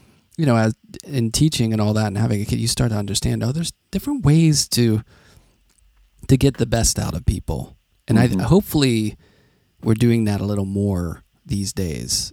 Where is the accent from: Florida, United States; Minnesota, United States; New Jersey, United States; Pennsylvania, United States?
Pennsylvania, United States; Carnegie; I grew up in Carnegie. That's how we say it. We don't say Carnegie. Carnegie, which is just outside of Pittsburgh